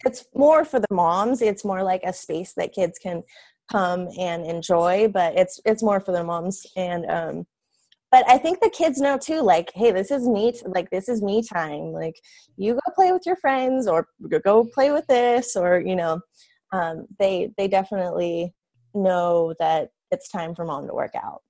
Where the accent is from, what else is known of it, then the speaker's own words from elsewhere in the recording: Quincy, California, United States; also born or lived in Chico, California; we moved back to our hometown which is a really small town in the mountains in california quincy california